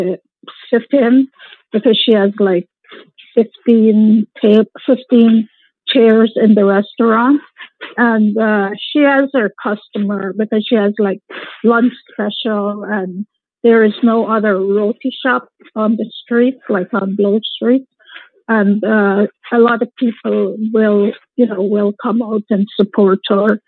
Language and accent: English; Guyana; moved away; We're from Guyana